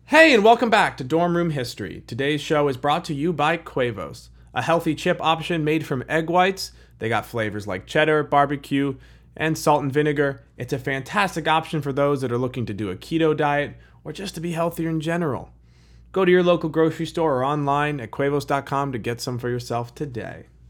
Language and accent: English; Chicago, Illinois, United States; I'm from Chicago